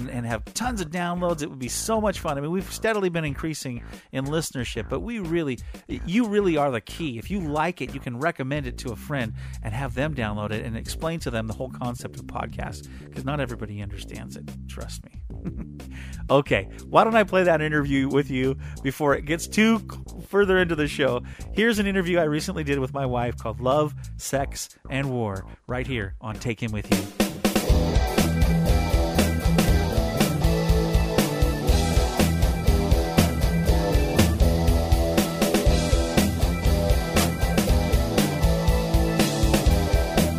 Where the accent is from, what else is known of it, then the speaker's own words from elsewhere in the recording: Aberdeen, Washington, United States; I'm from Aberdeen, where we don't tan, we rust.